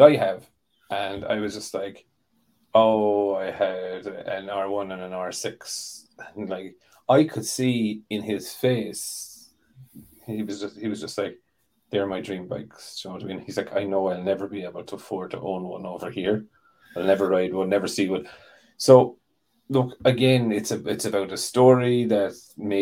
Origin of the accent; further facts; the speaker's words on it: Ireland; I'm Irish